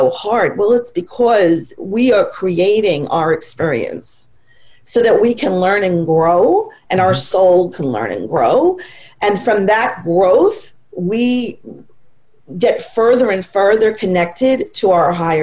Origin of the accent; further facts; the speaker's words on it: New York, United States; I've lived in New York my entire life